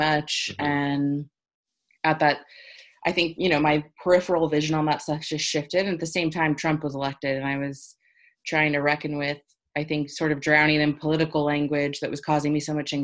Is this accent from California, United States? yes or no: yes; Los Angeles, California, United States; moved away; also born or lived in New York; when I moved back to LA a couple years ago. I was like just back in my hometown